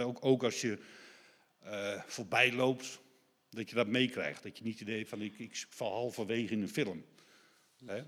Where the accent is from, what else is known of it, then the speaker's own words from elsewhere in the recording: Deventer, Overijssel, Netherlands; moved away; ik kom zelf uit Deventer voor oorsprong